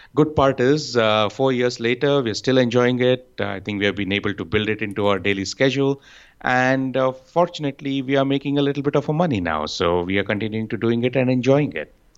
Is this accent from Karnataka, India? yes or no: yes; Bengaluru, Karnataka, India; I'm from Bengaluru in India.